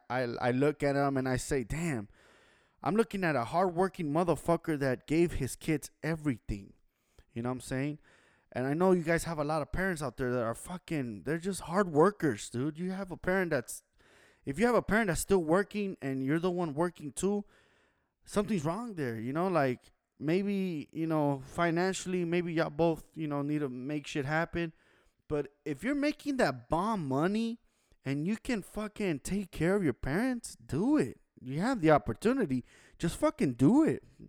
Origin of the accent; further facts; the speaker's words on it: Los Angeles, California, United States; I was born and raised in Los Angeles, California downtown LA to be exact, 213 Koreatown